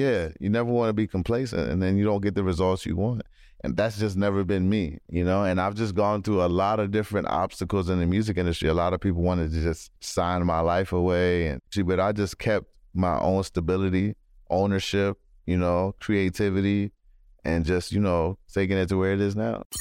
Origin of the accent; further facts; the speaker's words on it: Maryland, United States; also born or lived in London / Kenya / Los Angeles; I grew up in Maryland